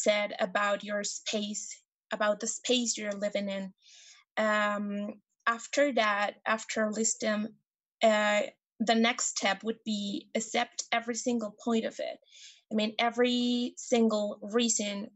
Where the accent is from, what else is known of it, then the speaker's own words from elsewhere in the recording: Mexico; I'm from Mexico